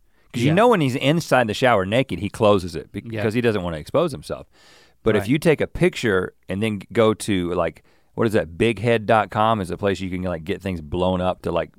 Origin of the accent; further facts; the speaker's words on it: United States; I'm an American and I guess I shower in a particular American way.